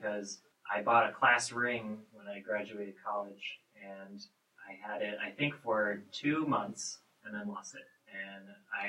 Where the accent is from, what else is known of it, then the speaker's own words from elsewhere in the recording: the Bay Area, California, United States; moved away; I'm from the Bay Area